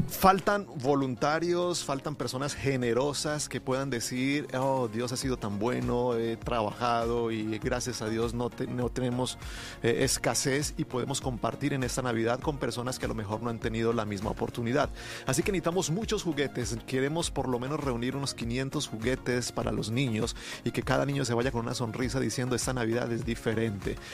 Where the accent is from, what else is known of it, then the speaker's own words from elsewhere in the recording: Colombia; moved away; Yo me considero un colombiano muy mexicano